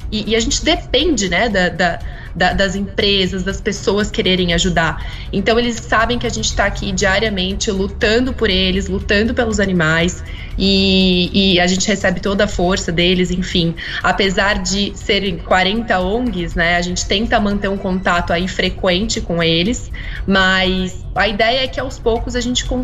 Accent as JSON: {"language": "Portuguese", "town": "São José dos Campos", "region": "São Paulo", "country": "Brazil", "said": "eu sou de São José dos Campos"}